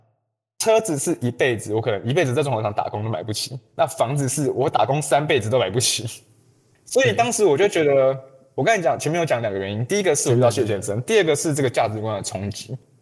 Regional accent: Taiwan; 我从台湾来

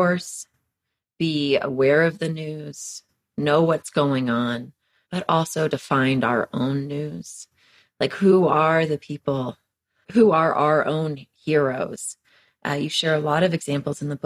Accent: Texas, United States; moved away as an adult; also born or lived in Western Massachusetts; I'm from Texas.

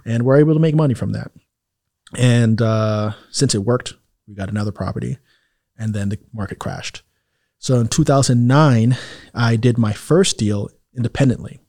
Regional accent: New York City, New York, United States; moved away as an adult; also born or lived in Harlem, New York / Miami area, United States / Italy; now in Miami, United States; I'm from Jamaica, Queens, a, a town

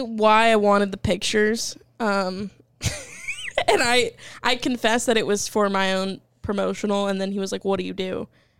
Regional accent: Alabama, United States; We're from Alabama.

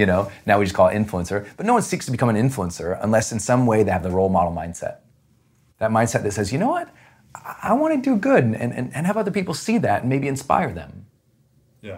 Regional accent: Montana, United States; Growing up in Montana, we just had nothing

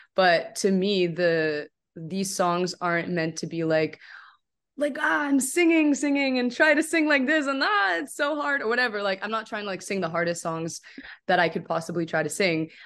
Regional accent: Canada; also born or lived in Morocco; I'm from Canada

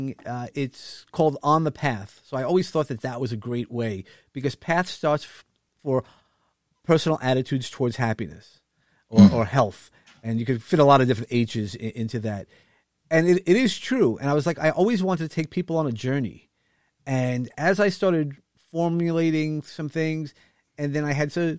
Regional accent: New York City, New York, United States; accent: New York; I'm a New Yorker. Actually grew up in Brooklyn, or at least a lot of my life in Brooklyn

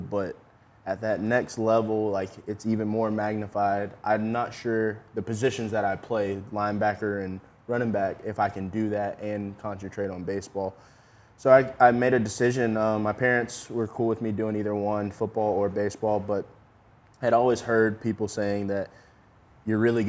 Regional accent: Yulee, Florida, United States; I'm from Yulee. I don't know if people know that. I'm from that town, the high school that Derek actually went

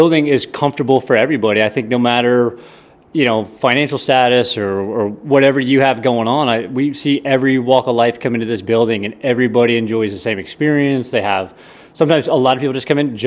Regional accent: Hobe Sound, Florida, United States; also born or lived in Tampa; It's a real small beach town called Hobe Sound, Florida

